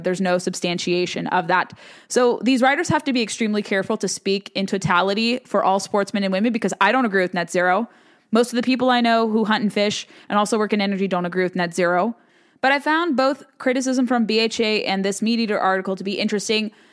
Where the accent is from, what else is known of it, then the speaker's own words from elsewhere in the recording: the West, United States; moved away; I'm from the West